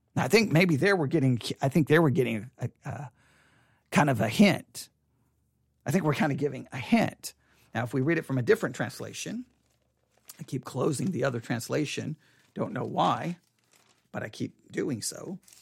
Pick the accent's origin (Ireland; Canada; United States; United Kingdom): United States; West Texas; I come from West Texas